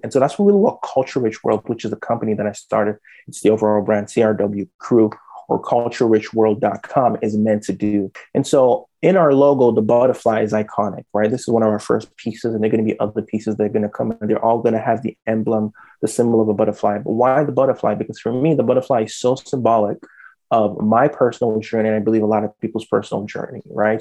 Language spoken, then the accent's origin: English; Nigeria; now in Canada; I was born and raised in Nigeria.